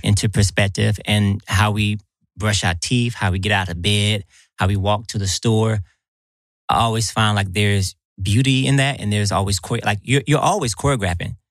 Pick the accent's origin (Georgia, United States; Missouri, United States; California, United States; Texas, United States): Georgia, United States; Atlanta; I'm here in my hometown